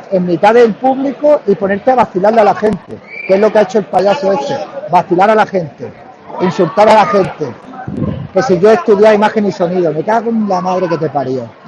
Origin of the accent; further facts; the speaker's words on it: Málaga, Andalusia, Spain; Yo me voy para Málaga ahora, voy para mi tierra allá. Yo soy puro de Malagüero